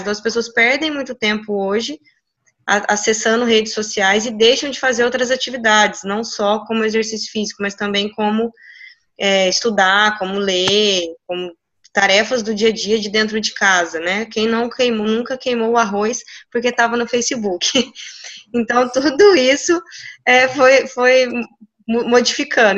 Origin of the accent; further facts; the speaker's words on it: Minas Gerais, Brazil; moved away; na minha cidade, na cidade que eu, que eu que eu vim de Minas, é uma cidade extremamente pequena